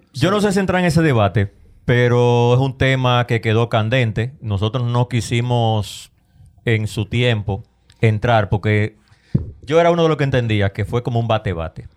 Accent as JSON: {"language": "Spanish", "country": "Dominican Republic"}